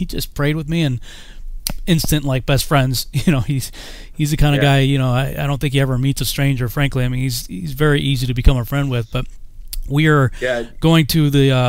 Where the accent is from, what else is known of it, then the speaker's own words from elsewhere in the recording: Massachusetts, United States; moved away; also born or lived in Alabama; I was from Massachusetts